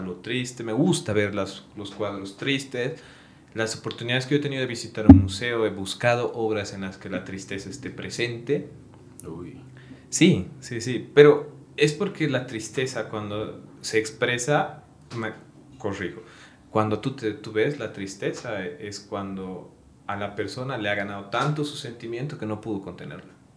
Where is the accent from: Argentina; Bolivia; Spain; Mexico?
Bolivia; Sucre, Chuquisaca; now in Cochabamba, Bolivia; Yo soy de Sucre